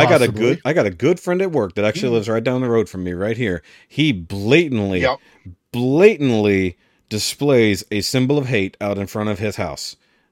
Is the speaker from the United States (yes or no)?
yes; Texas, United States; As a Texan, I need to know.